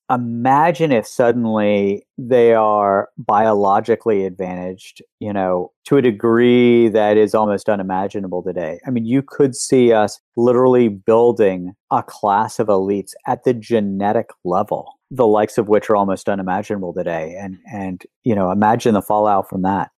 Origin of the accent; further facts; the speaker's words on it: West Virginia, United States; when I was growing up in West Virginia